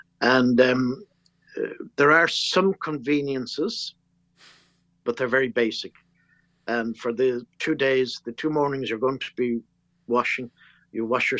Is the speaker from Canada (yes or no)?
no; Ireland